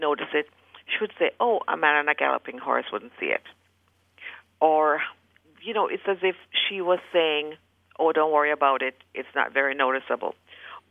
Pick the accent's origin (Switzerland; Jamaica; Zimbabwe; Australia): Jamaica; now in Heath, United States; when I was growing up, we're from Jamaica. When we were growing up